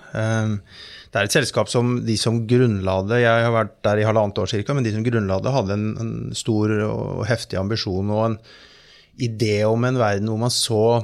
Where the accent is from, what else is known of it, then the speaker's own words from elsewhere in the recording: Fredrikstad, Østfold, Norway; Jeg kommer fra Fredrikstad